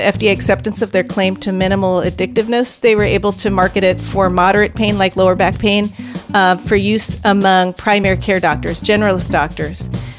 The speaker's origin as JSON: {"language": "English", "country": "United States", "said": "So I'm African American, and I grew up in an upwardly striving family."}